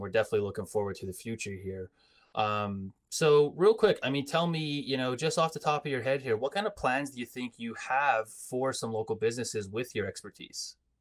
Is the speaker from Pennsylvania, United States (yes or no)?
yes; Coal Region, Pennsylvania, United States; growing up in the Cole region, our heritage is, you know, Italian, Polish